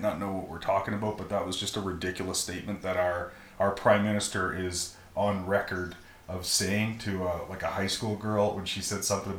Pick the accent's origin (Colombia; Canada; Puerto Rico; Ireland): Canada; Alberta; I'm so happy to be Canadian. I'm categorized as a Canadian. But the only reason I'm a Canadian is because somebody said that I'm a Canadian, and because my parents had sex here, and this is where I was born.